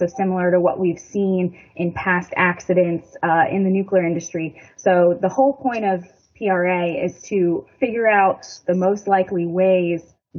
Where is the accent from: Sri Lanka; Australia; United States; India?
United States; Florida; moved away as an adult; also born or lived in South Carolina; now in Surry, United States; I grew up in Florida